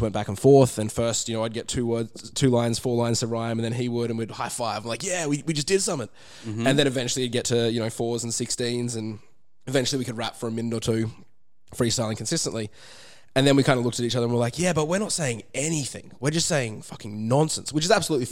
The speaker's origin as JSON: {"language": "English", "town": "Brisbane", "region": "Queensland", "country": "Australia", "accent": "Australian"}